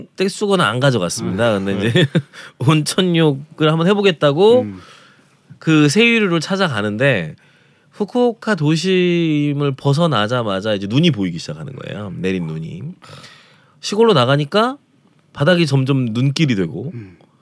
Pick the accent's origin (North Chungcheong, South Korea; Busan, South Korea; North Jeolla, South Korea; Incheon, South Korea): North Jeolla, South Korea; Jeonju; moved away; 저도 전주를 떠난 지가 오래돼서